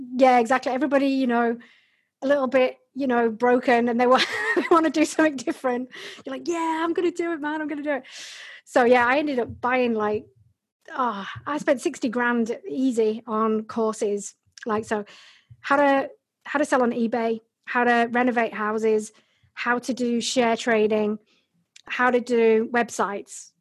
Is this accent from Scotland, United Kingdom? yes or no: no; Bradford, Yorkshire and the Humber, United Kingdom; also born or lived in Hull; I was born and bred in Yorkshire in England, in Bradford.